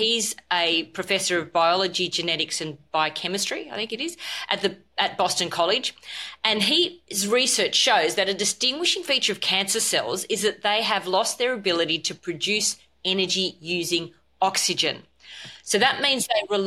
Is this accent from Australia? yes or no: yes; Australia; I'm an Australian medical doctor